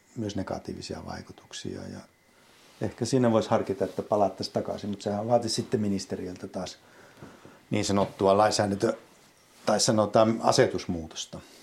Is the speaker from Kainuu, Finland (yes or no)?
yes; Vaala, Kainuu, Finland; olen syntynyt Vaalassa – kasvanut Vaalassa